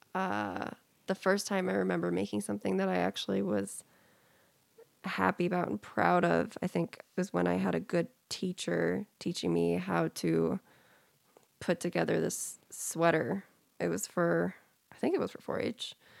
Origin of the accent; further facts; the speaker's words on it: California, United States; moved away; I was a minority growing up in California